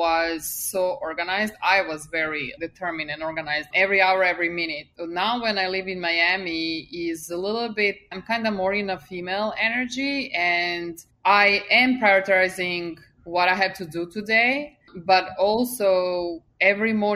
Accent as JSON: {"language": "English", "country": "Serbia", "tie": "born or raised there", "second_language": "English", "moved": "as an adult", "lives_now": "United States", "said": "I left hometown to finish university. And then I moved from Serbia to US"}